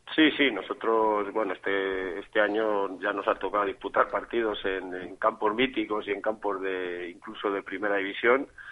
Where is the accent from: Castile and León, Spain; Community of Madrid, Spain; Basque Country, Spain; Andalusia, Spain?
Castile and León, Spain; Ávila; yo soy de Ávila, estamos cerquita